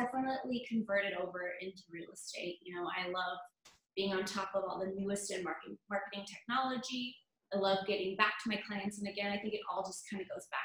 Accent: Montana, United States; moved away as an adult; also born or lived in Denver, Colorado; Born and raised in Montana, I spent a few years selling real estate in Denver

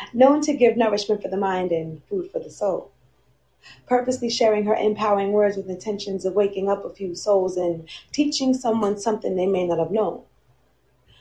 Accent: New Jersey, United States; I'm from New Jersey

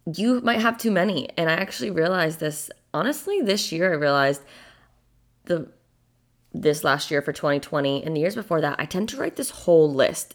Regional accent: a small town in Massachusetts, United States; moved away as an adult; also born or lived in Boston; now in Florida, United States; I'm from a small town in Massachusetts

